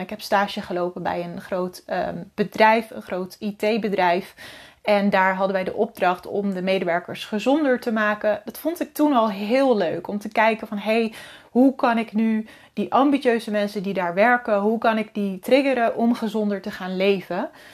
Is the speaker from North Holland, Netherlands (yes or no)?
yes; Wieringerwaard, North Holland, Netherlands; also born or lived in Alkmaar; Mijn ouders die wonen in een klein, woonden in een klein dorpje in Noord-Holland, Wieringerwaard.